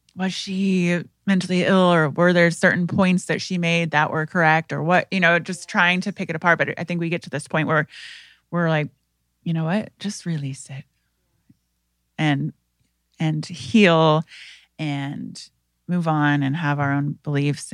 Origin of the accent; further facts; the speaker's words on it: Indiana, United States; I am from Indiana, and I come from a family that has a history of mental health disease